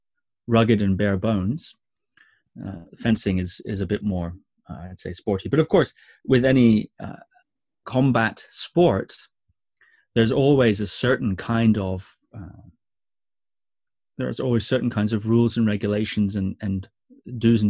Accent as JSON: {"language": "English", "area": "Shetland Islands", "region": "Scotland", "country": "United Kingdom", "tie": "born or raised there", "said": "I grew up on the Shetland Islands, which is a small set of islands very far north of Scotland."}